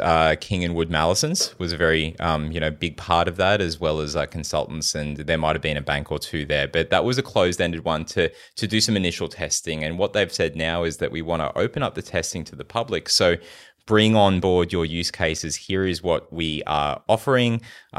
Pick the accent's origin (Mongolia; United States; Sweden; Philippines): Philippines; born there; I was born in the Philippines.